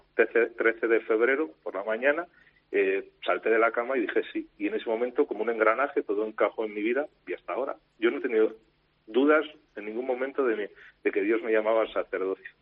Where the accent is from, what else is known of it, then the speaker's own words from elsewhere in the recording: Moralzarzal, Community of Madrid, Spain; en la parroquia de mi pueblo, de Morazazal